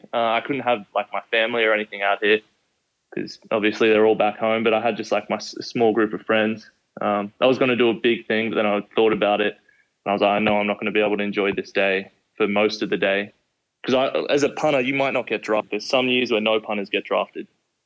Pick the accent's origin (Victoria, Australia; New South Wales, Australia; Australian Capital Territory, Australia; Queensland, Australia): New South Wales, Australia; Sydney; now in United States; Yeah, it was a pretty big jump, but I was always into like, so always watching American movies, American TV shows.